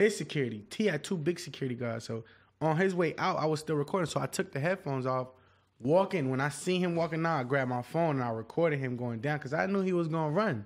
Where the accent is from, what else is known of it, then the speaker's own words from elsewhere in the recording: Miami, Florida, United States; I'm from Dade County